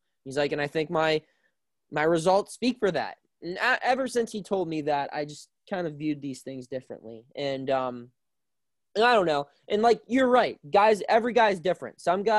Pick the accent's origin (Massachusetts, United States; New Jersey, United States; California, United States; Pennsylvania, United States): Pennsylvania, United States; Burgettstown; Yeah, I mean, I'm from Burgettstown, and so, like, I'm real country.